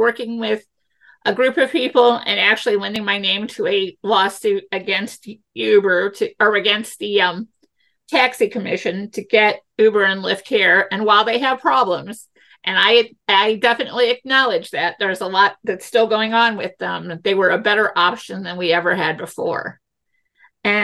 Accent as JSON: {"language": "English", "town": "St. Louis", "region": "Missouri", "country": "United States", "said": "we all say we're from St. Louis"}